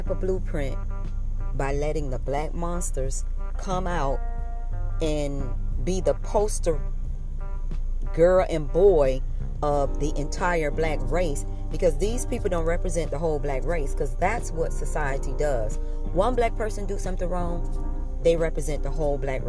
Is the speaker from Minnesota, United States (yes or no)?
no; Miami, Florida, United States; Born and raised in Dade County, lived in the city on 62nd and 17th, in the projects